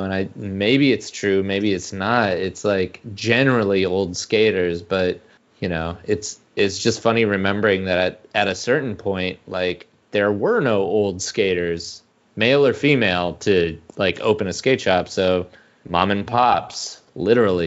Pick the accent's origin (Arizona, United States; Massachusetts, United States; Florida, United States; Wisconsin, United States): Arizona, United States; Phoenix; I grew up in the Phoenix area. I grew up in Phoenix.